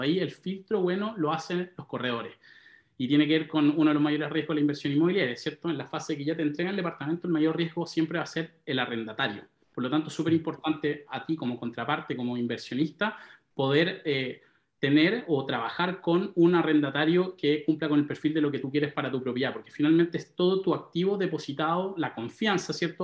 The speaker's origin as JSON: {"language": "Spanish", "town": "Santiago", "region": "Santiago Metropolitan Region", "country": "Chile", "tie": "born or raised there", "said": "Me crié en Santiago, en La Reina. Pasé toda mi adolescencia, mi niñez en La Reina"}